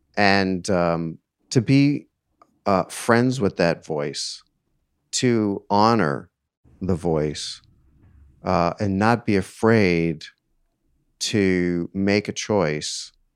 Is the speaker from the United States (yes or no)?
yes; East Coast, United States; I grew up on the East Coast